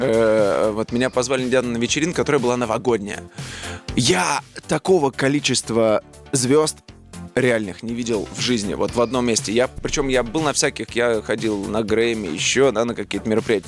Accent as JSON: {"language": "Russian", "town": "Tula", "region": "Tula Oblast", "country": "Russia", "moved": "yes", "said": "из Тулы"}